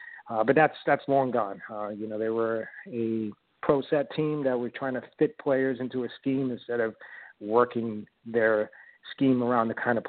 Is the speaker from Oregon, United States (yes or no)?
no; New York City, New York, United States; I grew up in Brooklyn, going way back.